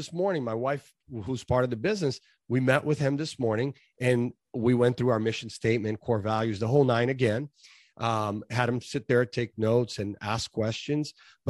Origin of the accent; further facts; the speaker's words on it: Brazil; Well, real briefly, I came from Brazil, a typical immigrant family. We came here for a better life, and we did that.